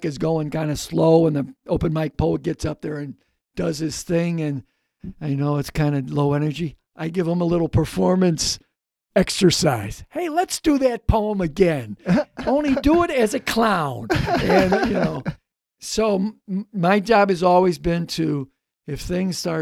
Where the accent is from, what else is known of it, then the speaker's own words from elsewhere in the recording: Chicago, Illinois, United States; growing up on the South Seaside